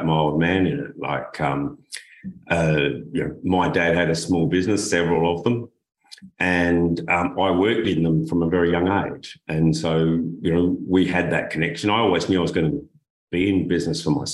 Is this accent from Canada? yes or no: no; Adelaide, South Australia, Australia; I come from Adelaide, South Australia, and it's a desert climate